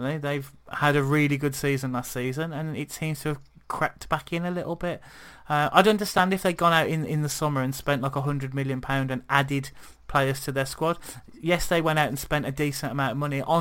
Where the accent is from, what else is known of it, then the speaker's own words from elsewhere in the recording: Wolverhampton, West Midlands, United Kingdom; moved away; also born or lived in Birmingham; I'm from Wolverhampton originally